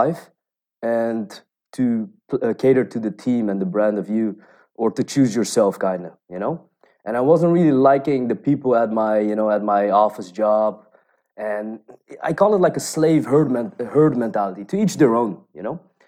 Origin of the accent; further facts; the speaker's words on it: Rotterdam, South Holland, Netherlands; moved away; I was born and bred in Rotterdam. It's the second city of the Netherlands